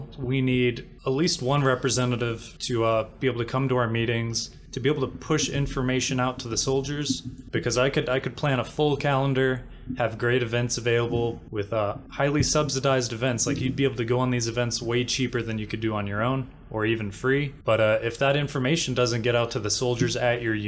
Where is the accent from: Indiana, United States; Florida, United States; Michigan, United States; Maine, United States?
Florida, United States; Tampa; moved away as an adult; now in Fort Bliss, United States; I grew up in Tampa, Florida